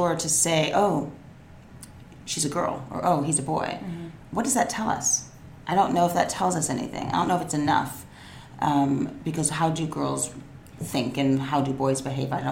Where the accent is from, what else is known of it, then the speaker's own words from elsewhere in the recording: New York, United States; I grew up in New York. I'm like a native New Yorker